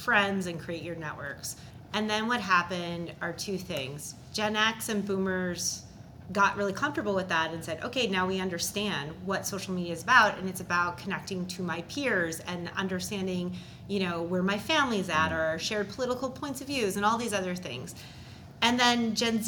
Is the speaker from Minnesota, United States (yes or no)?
yes; Minnesota, United States; I'm from Minnesota